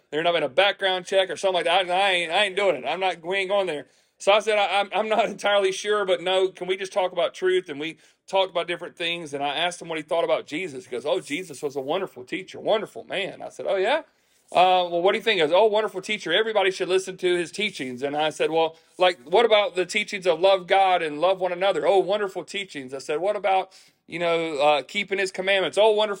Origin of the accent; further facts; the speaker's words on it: the South, United States; And I grew up in church. I grew up in the South.